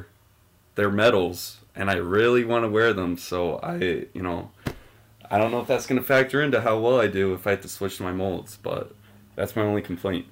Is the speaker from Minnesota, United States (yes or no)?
yes; Buffalo, Minnesota, United States; I'm from Buffalo, Minnesota